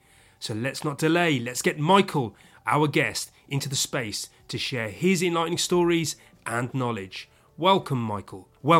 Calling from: London, United Kingdom

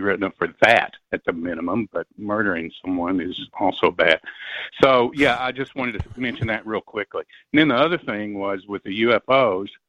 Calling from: Knoxville, Tennessee, United States; I'm calling from Knoxville, Tennessee

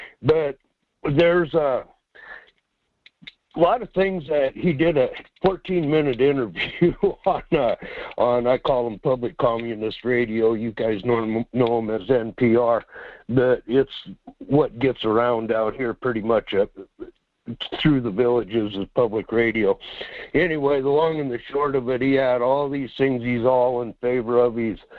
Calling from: Quinhagak, Alaska, United States; Yes, good morning. It's … out here in Quinhawk.

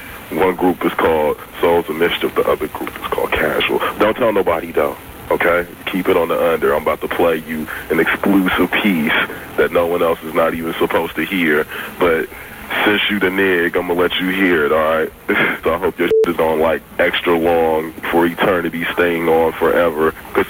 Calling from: Oakland, California, United States; I'm calling from Oakland, though.

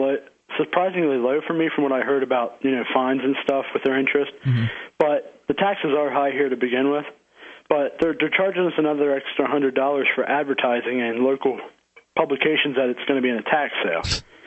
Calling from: Harrisburg, Pennsylvania, United States; Actually, Harrisburg, the very capital.

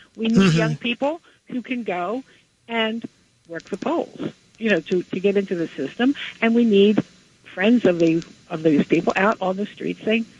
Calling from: Flemington, New Jersey, United States; from Flemington, New Jersey

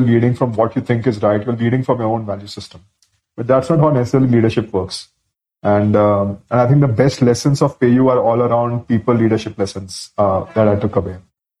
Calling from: Bangalore, Karnataka, India; also born or lived in Delhi / Ahmedabad / London; I'm calling from Bangalore.

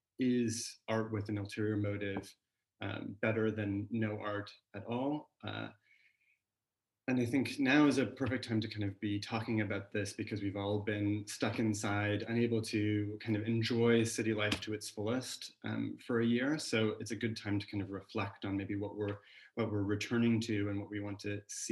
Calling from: California, United States; I'm joining actually from California, so for me this is an afternoon chat, so coffee in hand, not Negronis.

